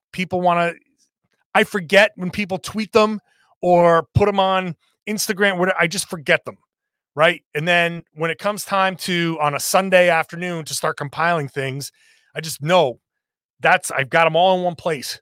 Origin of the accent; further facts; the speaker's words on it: Rhode Island, United States; moved away; also born or lived in Massachusetts / New York City; my home state of Rhode Island